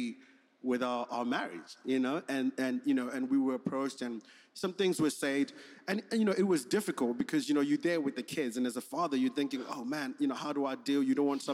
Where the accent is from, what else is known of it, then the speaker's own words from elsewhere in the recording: Zimbabwe; moved away as an adult; also born or lived in South Africa / Manchester, United Kingdom / Germany; now in United States; I grew up in Zimbabwe, that's where I did my school